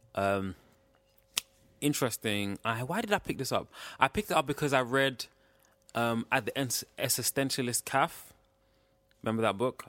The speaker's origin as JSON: {"language": "English", "country": "Ghana", "said": "I'm from West Africa. From, in West Cape, I'm from Ghana."}